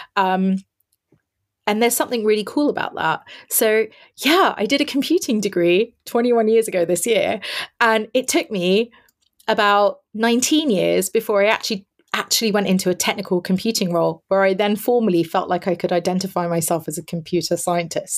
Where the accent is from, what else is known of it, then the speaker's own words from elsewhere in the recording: London, United Kingdom; I am born and raised in London. It's my hometown.